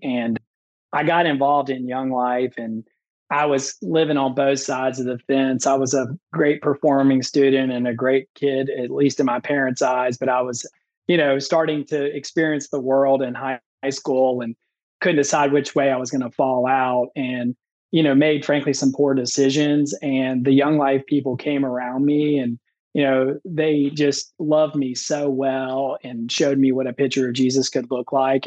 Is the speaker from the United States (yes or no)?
yes; Memphis, Tennessee, United States; now in Nashville, United States; I grew up in Memphis, Tennessee, on literally the wrong side of the tracks.